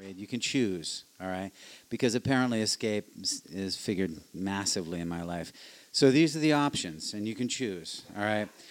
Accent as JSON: {"language": "English", "town": "Boston", "region": "Massachusetts", "country": "United States", "said": "I'm from Savin Hill"}